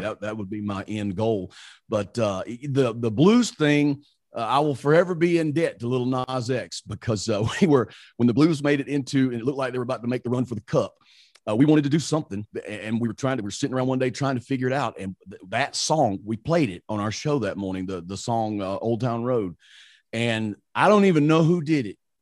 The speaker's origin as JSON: {"language": "English", "region": "Mississippi", "country": "United States", "tie": "born or raised there", "accent": "country", "moved": "as an adult", "lives_now": "Saint Louis, United States", "said": "I grew up, I grew up in Mississippi. I'm from a very tiny little town in Mississippi"}